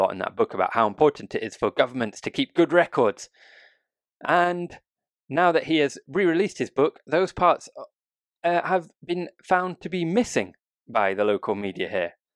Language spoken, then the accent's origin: English; United Kingdom; now in Japan; a Brit